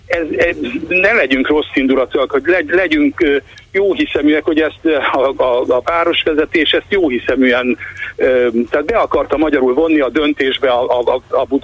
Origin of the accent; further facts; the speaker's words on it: Hungary; Na most én vidéki, nagyvárosi ember vagyok, nem budapesti vagyok